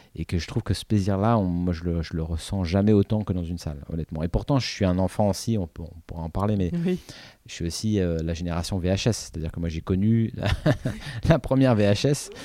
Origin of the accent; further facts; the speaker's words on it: Paris, Île-de-France, France; j'habitais à Paris, j'avais des parents qui m'emmenaient